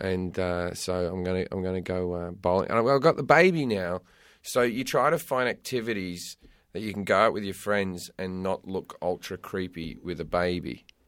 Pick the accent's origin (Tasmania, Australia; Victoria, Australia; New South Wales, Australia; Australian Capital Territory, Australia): New South Wales, Australia; Sydney; moved away as an adult; also born or lived in United Kingdom; now in United States; I lived in, I brought up in Australia, left Australia when I was twenty-three